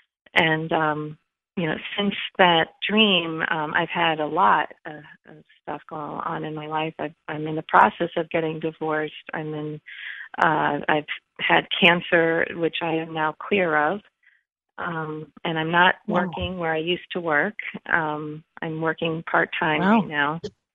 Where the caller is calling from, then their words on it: Rhode Island, United States; I'm calling from Rhode Island.